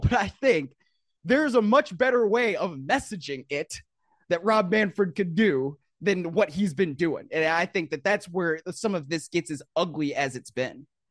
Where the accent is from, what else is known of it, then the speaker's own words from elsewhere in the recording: Cleveland, Ohio, United States; moved away; also born or lived in Baltimore; I grew up in Cleveland